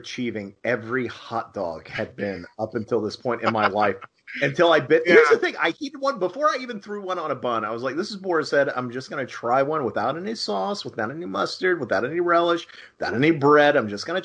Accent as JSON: {"language": "English", "region": "Southern Ohio", "country": "United States", "moved": "yes", "lives_now": "Florida, United States", "said": "I'm from Southern Ohio."}